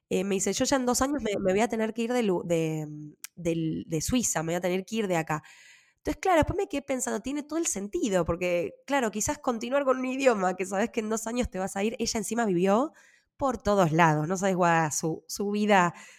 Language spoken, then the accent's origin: Spanish; Buenos Aires, Argentina; moved away as an adult; also born or lived in New York; now in Switzerland; nací y me crié siempre en Buenos Aires, estudié en Buenos Aires